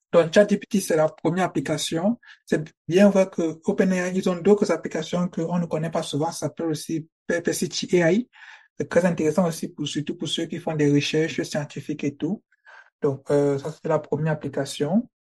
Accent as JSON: {"language": "French", "country": "Cameroon", "tie": "born or raised there", "moved": "as an adult", "lives_now": "Germany", "said": "j'obtiens mon baccalauréat en 2018 mm-hmm. au Cameroun, je suis camerounais"}